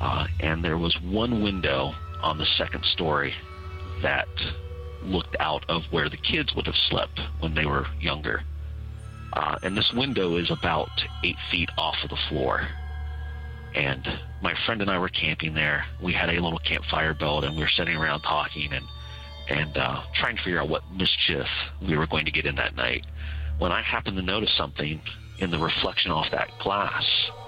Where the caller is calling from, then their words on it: Ohio, United States; I am from the Central Ohio area.